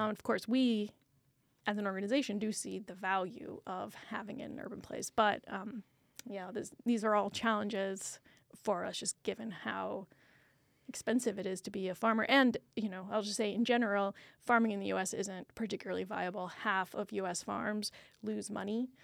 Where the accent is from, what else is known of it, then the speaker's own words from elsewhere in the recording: Iowa, United States; now in Houston, United States; I grew up in Iowa